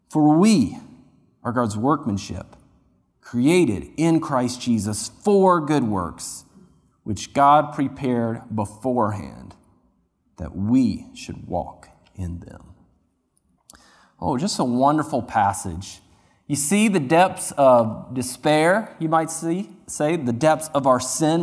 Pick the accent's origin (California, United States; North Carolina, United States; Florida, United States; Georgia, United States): North Carolina, United States; near Duke University; moved away; I grew up near Duke University